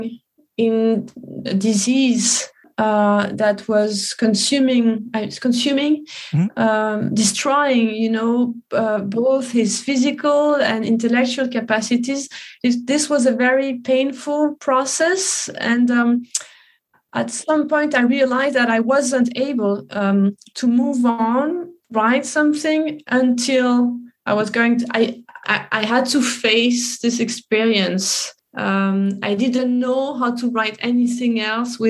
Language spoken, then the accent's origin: English; Paris, Île-de-France, France; I was happy to be able to film in my hometown